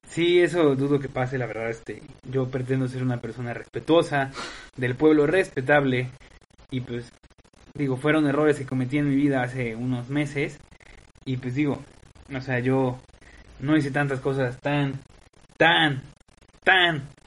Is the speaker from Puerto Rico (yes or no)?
no; Veracruz, Mexico; now in Puebla, Mexico; Bueno, digo, yo no comparto eso, yo soy de ciudad. Afortunadamente crecí en Veracruz, no en Oaxaca, sí, porque qué, gran cliché, ¿no? Un, poblano, un, jarocho y un oaxaqueño viviendo en Puebla.